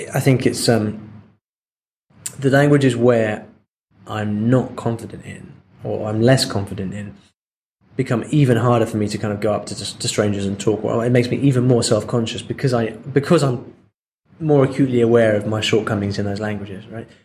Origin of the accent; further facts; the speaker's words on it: England, United Kingdom; now in Spain; I'm I'm English